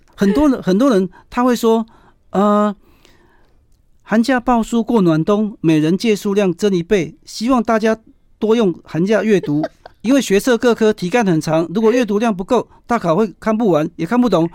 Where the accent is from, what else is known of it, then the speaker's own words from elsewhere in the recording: Taiwan; also born or lived in Taichung; 我们台湾人喜欢这样起承转合啊